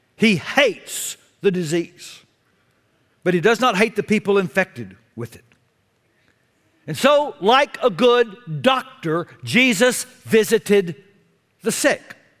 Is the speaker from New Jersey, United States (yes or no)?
no; Texas, United States; I was a sinner from Texas